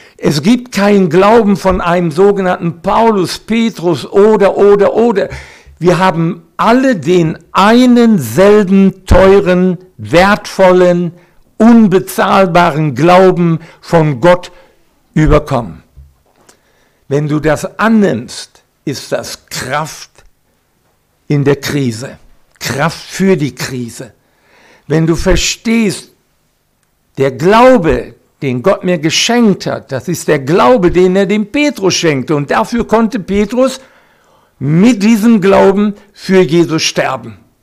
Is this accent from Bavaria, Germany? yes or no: no; Recklinghausen, North Rhine-Westphalia, Germany; now in Siegerland, Germany; Geboren bin ich in Recklinghausen, Eva in Hagen, im Sauerland. Jetzt leben wir im Siegerland